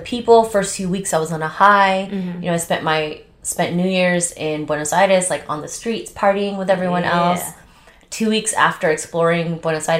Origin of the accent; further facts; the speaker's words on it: United States; also born or lived in Las Vegas; As an American